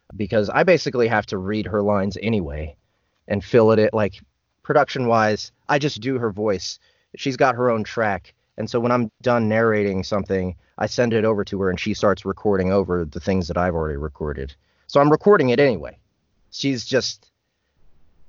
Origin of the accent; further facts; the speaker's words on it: Kansas City, United States; I'm born and raised in Kansas City